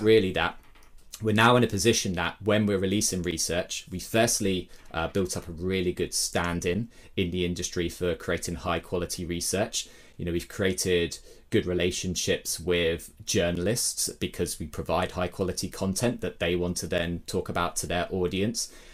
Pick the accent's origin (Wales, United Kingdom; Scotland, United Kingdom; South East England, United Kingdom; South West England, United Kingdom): South East England, United Kingdom; Brighton; my hometown Brighton in the UK